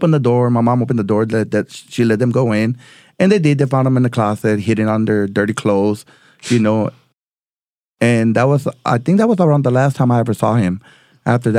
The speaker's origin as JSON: {"language": "English", "town": "El Paso", "region": "Texas", "country": "United States", "tie": "born or raised there", "said": "I grew up in El Paso, Texas, all right, born and raised"}